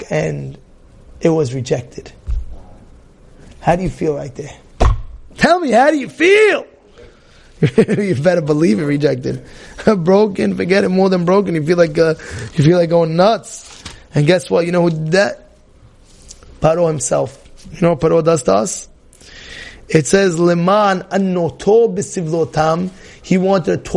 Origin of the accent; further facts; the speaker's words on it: New York City, New York, United States; Growing up, I was growing up as a kid in Brooklyn, New York.